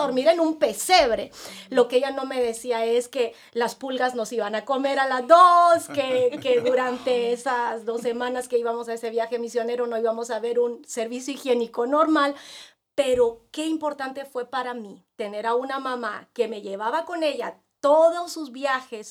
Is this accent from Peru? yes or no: yes; Peru; moved away as an adult; also born or lived in Nicaragua / India; now in El Salvador; durante siete años había tenido más de 35 médicos en mi país, en Perú